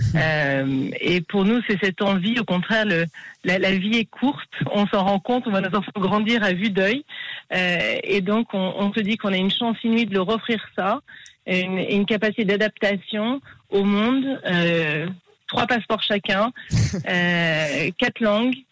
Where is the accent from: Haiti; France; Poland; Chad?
France; Paris, Île-de-France; moved away as an adult; also born or lived in Costa Rica / Israel / United States; en grandissant à Paris